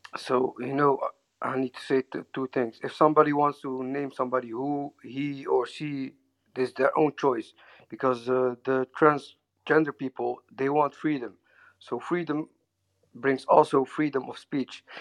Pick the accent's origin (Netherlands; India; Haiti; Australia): Netherlands; English is a second language; I'm from Holland, so my English is not very well